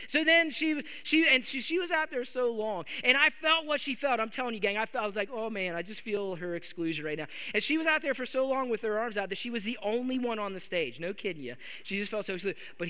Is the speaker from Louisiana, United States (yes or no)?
no; West Virginia, United States; Like, of course, I mean, that's how I grew up. I'm from West Virginia.